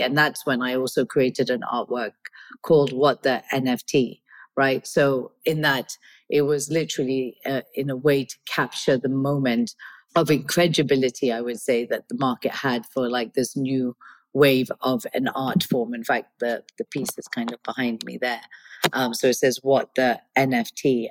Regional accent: Kenya; moved away; also born or lived in United Kingdom; I was born and brought up in Kenya. I'm of Indian origin. I'm British

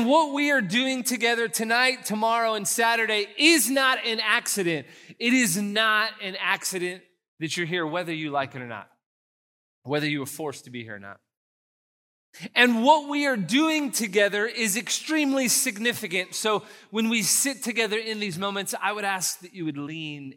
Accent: San Antonio, Texas, United States; I'm from San Antonio

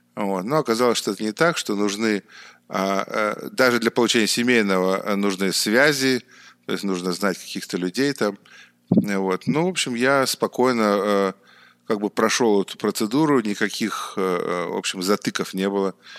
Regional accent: Saint Petersburg, Russia; moved away as an adult; also born or lived in Beijing, China; now in China; я сам родом из Питера, и в Китай я попал а, некоторое время назад, а именно 8 лет назад

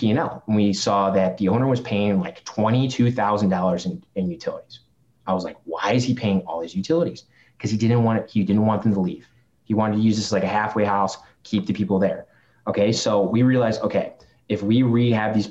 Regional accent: Chicago, Illinois, United States; accent: Chicago; I'm from Chicago, like I've got the Chicago accent

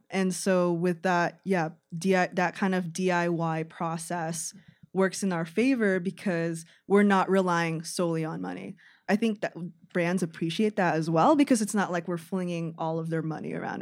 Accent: San Francisco Bay Area, California, United States; moved away as an adult; now in Chicago, United States; I'm actually from San Francisco Bay Area. Um, I moved here for college

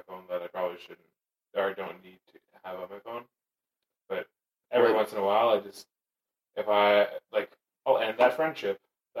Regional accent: Canada; Being Canadian

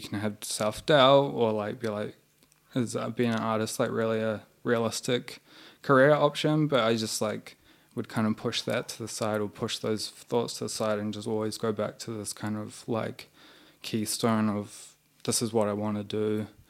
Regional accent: New Zealand; moved away as an adult; now in Melbourne, Australia; we're both from New Zealand.

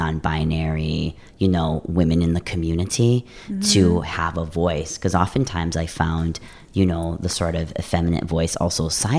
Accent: Madeline Island, northern Wisconsin, United States; I grew up in northern Wisconsin with the Anishinaabe people there in Madeline Island. So I grew up there

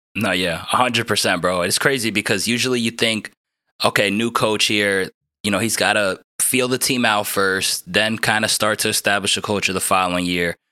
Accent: New Jersey, United States; I'm from New Jersey

